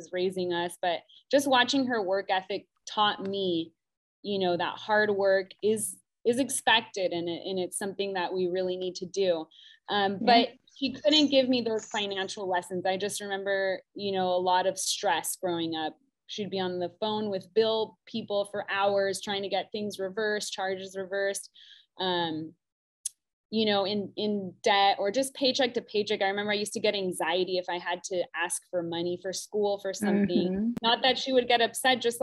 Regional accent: South Orange County, California, United States; I grew up in South Orange County

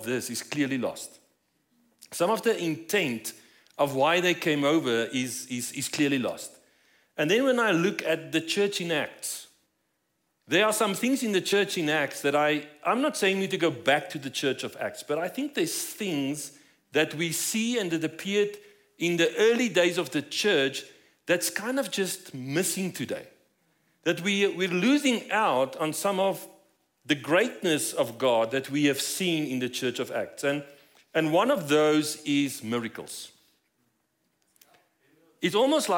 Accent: South Africa; moved away as an adult; now in Colorado Springs, United States; As you might notice from my accent, we're not from here. So we moved here about 5 years ago from South Africa.

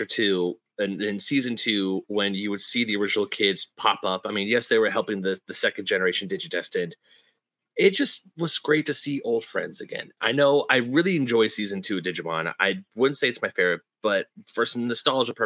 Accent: United States; when you're growing up in America

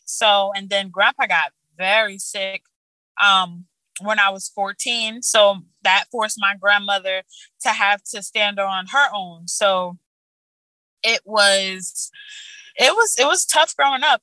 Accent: Orange, New Jersey, United States; I grew up in Orange, New Jersey.

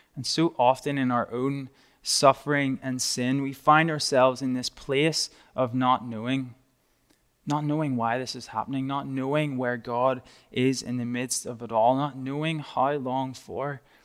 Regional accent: Northern Ireland, United Kingdom; moved away; I'm from a little, tiny, small part of the U K called Northern Ireland

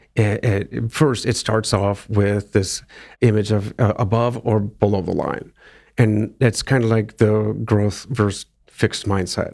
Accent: Akron, Ohio, United States; moved away; my hometown marathon, Akron

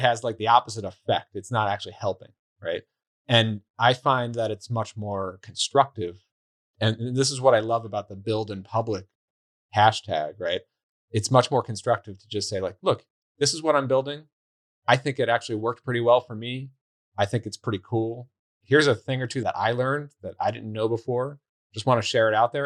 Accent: New York, United States; moved away; I'm from New York originally

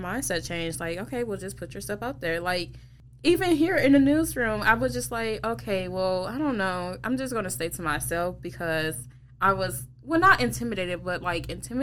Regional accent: River Rouge, Michigan, United States; I went to River Rouge, Michigan

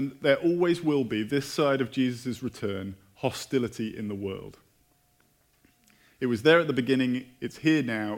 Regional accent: United Kingdom; moved away; I'm British.

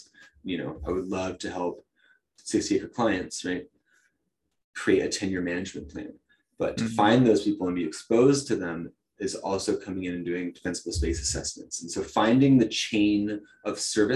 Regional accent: Talent, Oregon, United States; I grew up in Talent

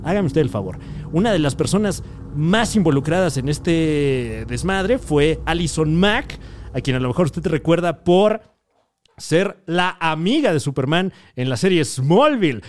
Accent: Mexico

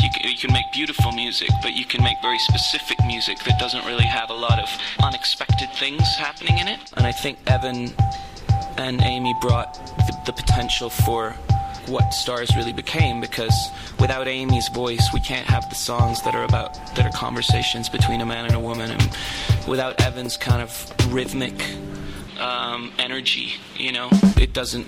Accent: Toronto, Ontario, Canada; moved away as an adult; also born or lived in New York; we grew up together and we played music in school together and we grew up in Toronto

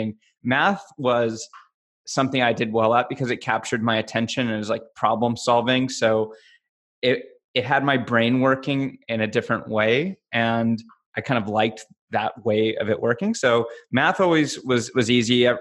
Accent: Los Angeles, California, United States; also born or lived in Agoura Hills; I'm LA. I grew up

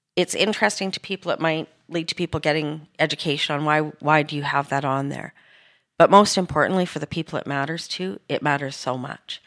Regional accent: Edmonton, Alberta, Canada; I was born in Edmonton, and, uh, I grew up in the late sixties and seventies into my youth.

